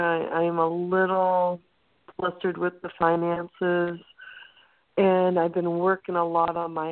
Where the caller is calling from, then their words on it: Santa Cruz, California, United States; from Santa Cruz.